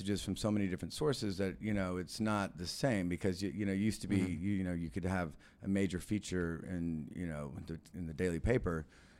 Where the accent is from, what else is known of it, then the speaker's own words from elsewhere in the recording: Texas, United States; also born or lived in Mexico; But it was a really nice way to sort of be reintroduced to my home state, which, you know, even though I was from there, it had changed an awful lot